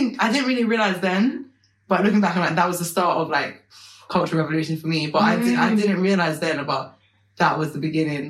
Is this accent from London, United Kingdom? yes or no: yes; London, United Kingdom; I grew up in Stepney Green.